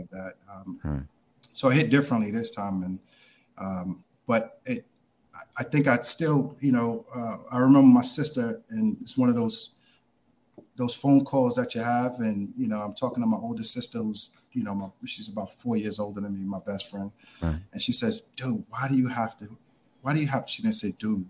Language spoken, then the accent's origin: English; New York City, New York, United States; also born or lived in Brooklyn; 14 years old, growing up in the Bronx